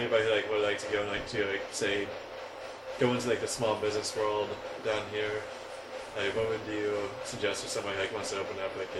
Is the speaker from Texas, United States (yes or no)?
yes; Texas, United States; I'm from Texas